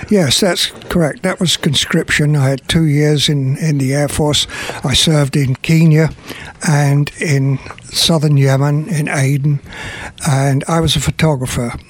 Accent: Burton upon Trent, West Midlands, United Kingdom; moved away; also born or lived in London; I'm actually from a place called Burton on Trent in the Midlands in England

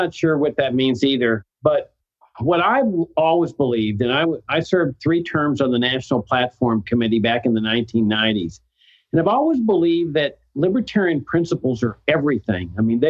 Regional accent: Laredo, Texas, United States; moved away; I grew up in South Texas.

